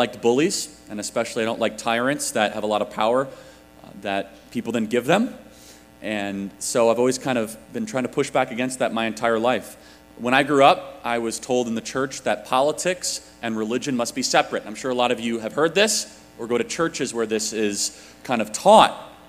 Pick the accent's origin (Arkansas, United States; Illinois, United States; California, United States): Illinois, United States; I grew up in Illinois, and coming to Indiana, it reminds me what Illinois used to be in some ways.